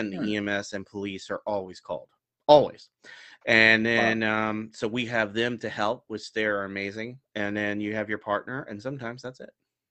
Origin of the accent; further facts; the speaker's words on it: Florida, United States; moved away; I'm from Florida, so you know, but I've been up here for 14, 15 years now